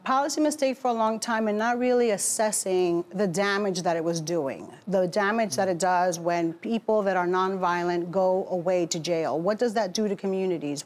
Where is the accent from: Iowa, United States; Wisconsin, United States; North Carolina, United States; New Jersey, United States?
New Jersey, United States; Newark; also born or lived in Bronx, New York; Born in the Bronx, raised in Newark.